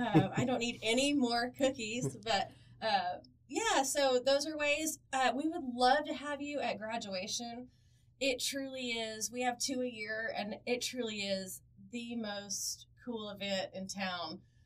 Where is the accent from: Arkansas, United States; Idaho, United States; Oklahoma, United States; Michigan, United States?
Oklahoma, United States; we know that I grew up in Southwest Oklahoma.